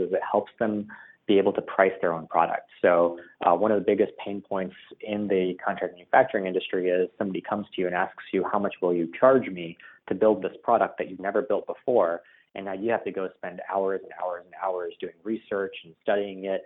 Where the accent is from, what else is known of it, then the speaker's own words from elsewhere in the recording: Dallas, Texas, United States; also born or lived in India / Pittsburgh; I was born originally in India, actually, and moved to the United States when I was 6 years old. Spent some time living in Pittsburgh and then Dallas. And I'd say mostly I've grown up in Dallas, Texas. So that's where I'm from